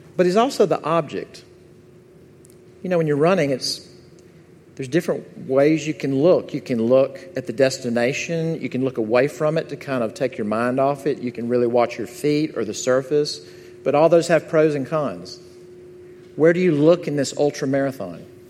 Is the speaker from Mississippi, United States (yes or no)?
yes; Jackson, Mississippi, United States; moved away; my hometown of Jackson, Mississippi